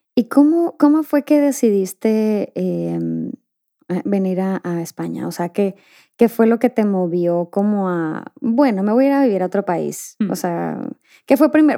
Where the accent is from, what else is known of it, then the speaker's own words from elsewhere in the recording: Mexico; now in Spain; yo crecí en México